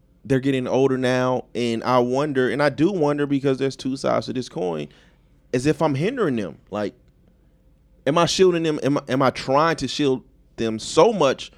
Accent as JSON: {"language": "English", "country": "United States", "tie": "born or raised there", "said": "I grew up in Vegas Heights"}